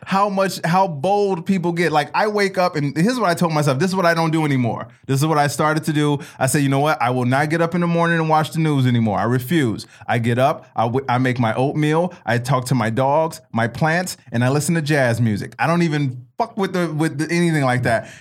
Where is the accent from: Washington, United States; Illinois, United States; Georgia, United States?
Illinois, United States; Chicago; When I was growing up in Chicago